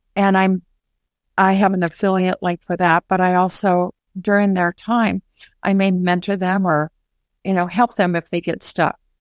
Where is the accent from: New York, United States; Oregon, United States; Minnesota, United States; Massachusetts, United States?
Minnesota, United States; my hometown of Minnesota